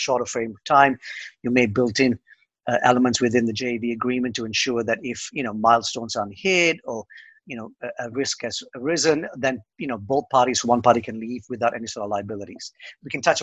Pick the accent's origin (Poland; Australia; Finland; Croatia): Australia; now in Dublin, Ireland; I'm an Aussie